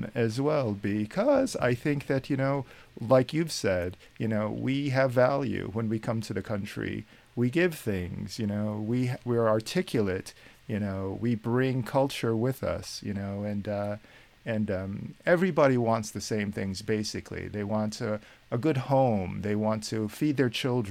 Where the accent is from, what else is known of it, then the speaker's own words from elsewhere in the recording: United States; accent: American; moved away as an adult; now in Ireland; my American accent